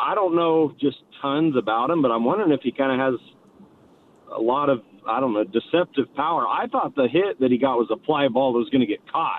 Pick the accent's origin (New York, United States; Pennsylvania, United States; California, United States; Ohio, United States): California, United States; Modesto; now in San Leandro, United States; I'm from Modesto